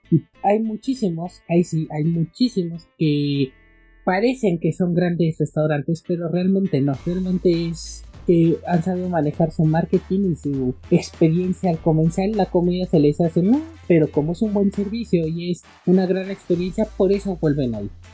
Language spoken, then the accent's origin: Spanish; Mexico; aquí en México, en mi país